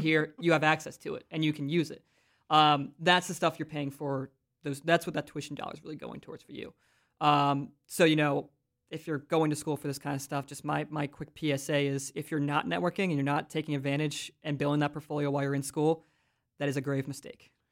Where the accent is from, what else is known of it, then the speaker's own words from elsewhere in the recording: Philadelphia, Pennsylvania, United States; moved away as an adult; now in Central Pennsylvania, United States; I grew up in Philly